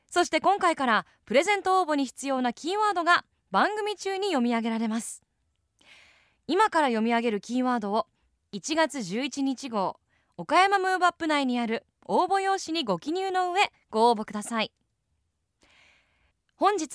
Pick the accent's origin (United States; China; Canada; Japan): United States; born there; アメリカ生まれで、